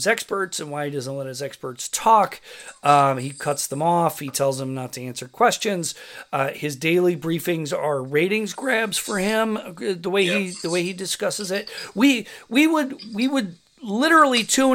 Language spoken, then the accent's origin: English; Rochester, New York, United States; moved away; my hometown of Rochester